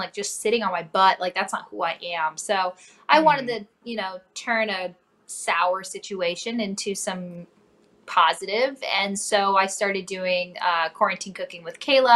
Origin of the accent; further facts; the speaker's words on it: North Dakota, United States; now in Cincinnati, United States; I grew up in North Dakota originally, a small town an hour north of Fargo